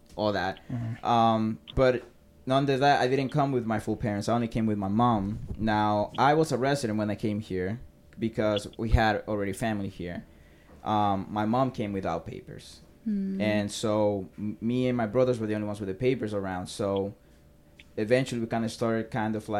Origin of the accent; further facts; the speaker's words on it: Paterson, New Jersey, United States; English is a second language; also born or lived in Dominican Republic; I grew up in Patterson.